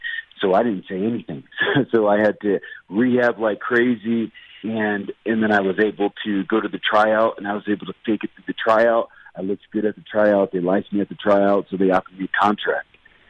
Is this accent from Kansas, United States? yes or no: yes; Kansas, United States; I grew up in Kansas. My dad was in the military, so we were all over the place.